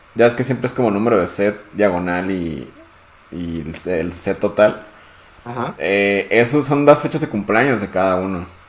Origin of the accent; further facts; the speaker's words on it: Mexico; nosotros que somos de México